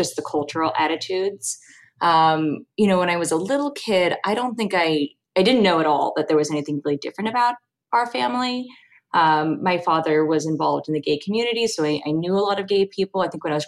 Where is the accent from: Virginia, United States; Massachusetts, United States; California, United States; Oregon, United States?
California, United States; Los Angeles; I grew up in Los Angeles